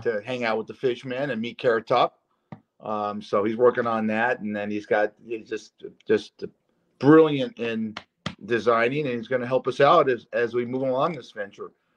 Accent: Culver City, California, United States; moved away; my hometown and where you live right now. That area, Culver City

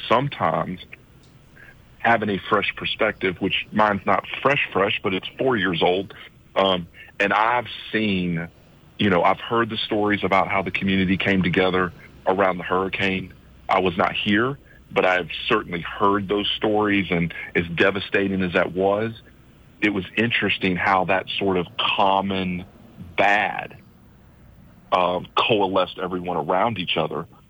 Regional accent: Birdie, south of Atlanta, Georgia, United States; moved away as an adult; now in St. Croix, U.S. Virgin Islands; I grew up in Birdie, which um, is a farm town south of Atlanta.

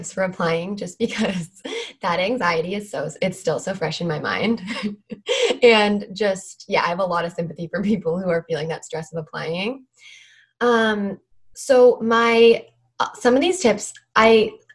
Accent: Vancouver, British Columbia, Canada; I am from Vancouver, British Columbia, Canada.

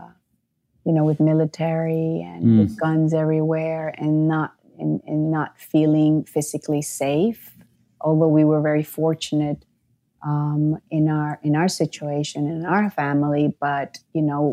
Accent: Nicaragua; I grew up in Nicaragua, so very unstable politically.

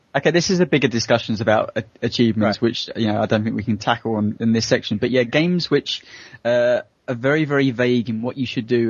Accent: United Kingdom; as a Brit

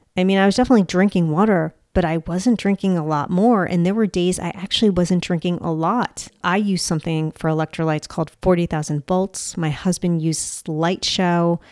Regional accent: United States; I'm American

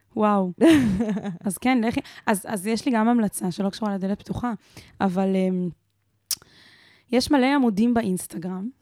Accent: Israel; אני גדלתי בקיבוץ

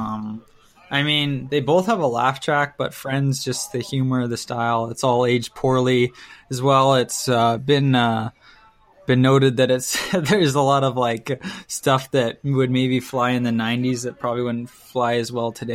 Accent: Clayton, Okanagan, British Columbia, Canada; now in Kelowna, Canada; I split the weekend between Kelowna and my hometown, Clayton

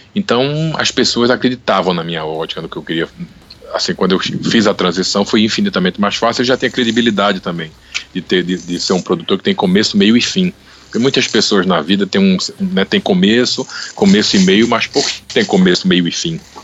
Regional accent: Brazil; now in United States; Do Brasil

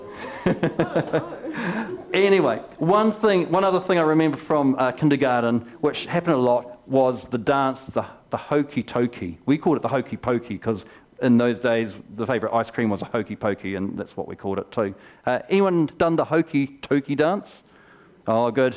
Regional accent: Geraldine, Canterbury, New Zealand; When I was 4 years old, I grew up here in Geraldine and I went to the kindergarten over here

